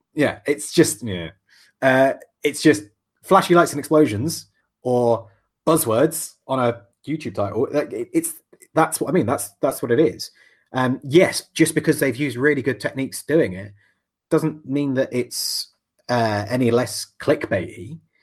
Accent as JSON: {"language": "English", "region": "England", "country": "United Kingdom", "said": "I'm English"}